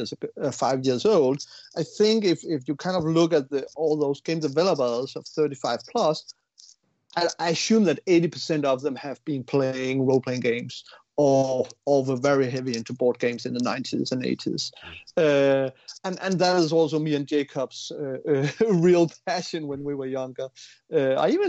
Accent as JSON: {"language": "English", "country": "Denmark", "said": "We're from Denmark, so we work in Unity"}